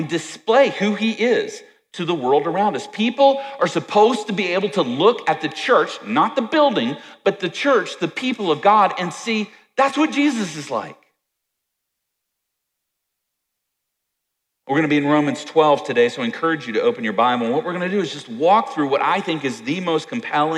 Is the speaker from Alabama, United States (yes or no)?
no; Virginia, United States; I grew up in Virginia